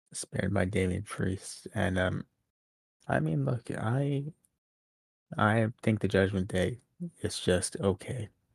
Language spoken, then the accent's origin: English; New York City, New York, United States; born or raised there